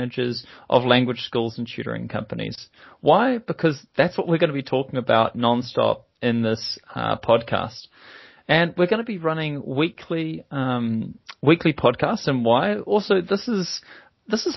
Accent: New Zealand; accent: Kiwi; now in London, United Kingdom; by my accent, you can tell that I'm also a Kiwi. So I'm a New Zealander based over here

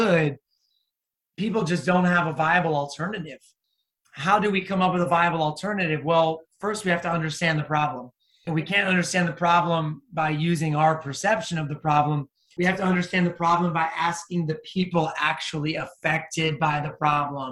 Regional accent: United States; I'm an American

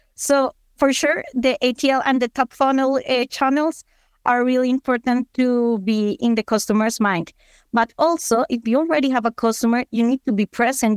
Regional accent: Colombia; I'm from Colombia

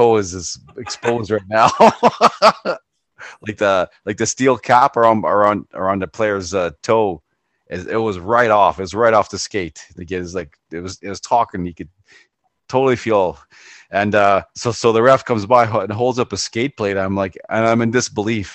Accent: Ontario, Canada; I'm from Ontario

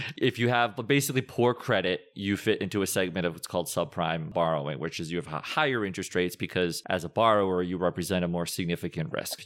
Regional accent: Bridgewater, Massachusetts, United States; also born or lived in Rhode Island; I was born, raised in Bridgewater, Massachusetts

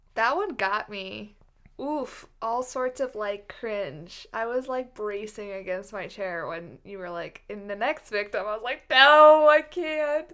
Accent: United States; I'm American

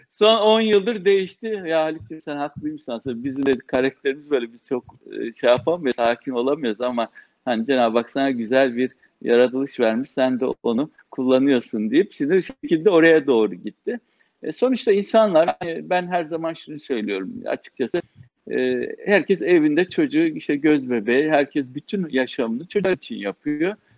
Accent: Samsun, Turkey; moved away as an adult; also born or lived in Trabzon / Istanbul; Samsun'da doğdum. Aslen Trabzonluyuz. İlk ortaokulu, lise eğitimimizi Samsun'da aldık.

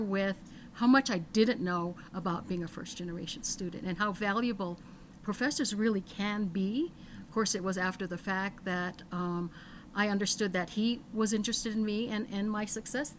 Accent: Hawaii, United States; I was one of five children growing up in Hawaii.

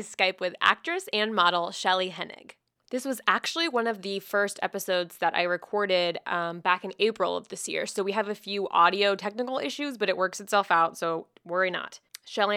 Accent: Jacksonville, Florida, United States; moved away; also born or lived in Miami, Florida; I was born in Miami. I spent most of my life in Jacksonville, Florida, which is like the South

